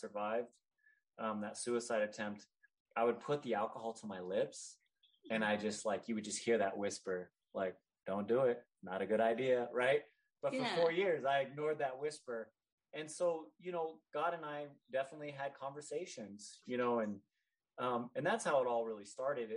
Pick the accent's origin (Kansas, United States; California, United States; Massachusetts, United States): California, United States; Northern; I grew up in Northern California, a very diverse area